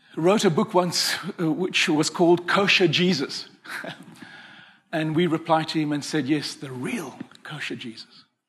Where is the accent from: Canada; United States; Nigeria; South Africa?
South Africa; Cape Town, Western Cape; I come from Cape Town